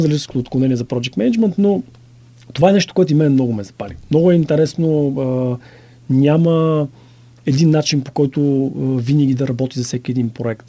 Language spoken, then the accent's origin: Bulgarian; Bulgaria; moved away as an adult; also born or lived in Netherlands; съм от България